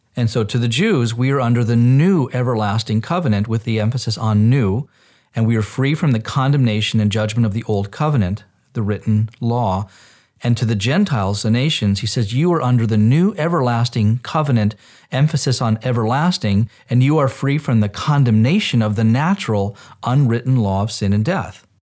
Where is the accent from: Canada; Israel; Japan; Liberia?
Israel; I grew up in Israel as an Orthodox Jew